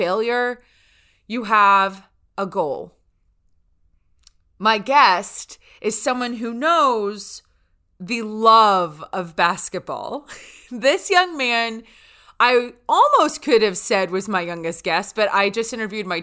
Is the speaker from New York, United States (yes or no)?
no; North Louisiana, United States; where I grew up in North Louisiana.